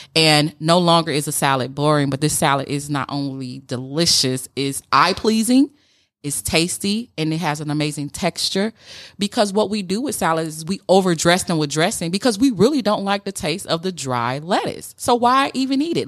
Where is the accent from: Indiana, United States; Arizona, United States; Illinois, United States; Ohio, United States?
Illinois, United States; Chicago; we're both from Chicago, but I grew up without a daddy and a projects